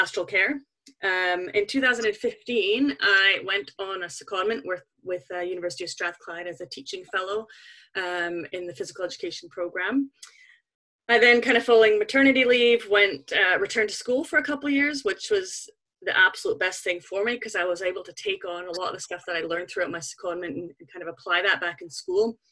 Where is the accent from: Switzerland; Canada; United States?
Canada; moved away as an adult; now in Scotland, United Kingdom; I grew up in Canada, if you're wondering where the kind of funny accent comes from. It's a little bit mixed